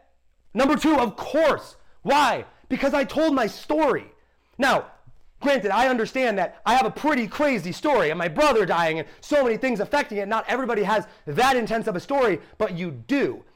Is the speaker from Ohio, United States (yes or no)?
yes; Ohio, United States; dude, I'm from Ohio. I grew up in a great school. I grew up with great parents.